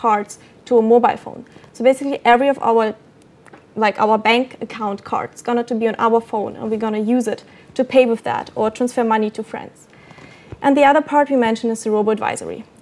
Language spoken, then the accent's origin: English; Copenhagen, Capital Region of Denmark, Denmark; I'm from Copenhagen.